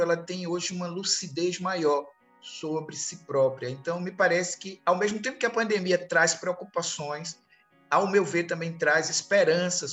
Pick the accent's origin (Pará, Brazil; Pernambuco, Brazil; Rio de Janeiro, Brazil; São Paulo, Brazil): Pernambuco, Brazil; Recife; Em Recife, mais precisamente, eu sou do Recife